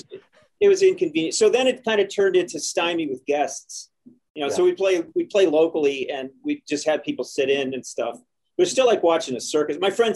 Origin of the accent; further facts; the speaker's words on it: Indianapolis, Indiana, United States; moved away as an adult; also born or lived in Bloomington, Indiana / Boston; I grew up in Broad Ripple Village, and I went to IU for that 1 year anyway.